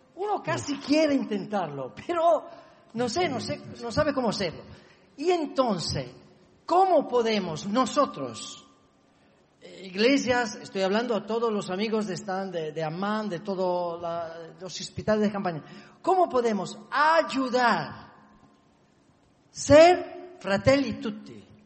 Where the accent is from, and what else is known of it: Italy; Spanish is a second language; moved away as an adult; now in Barcelona, Spain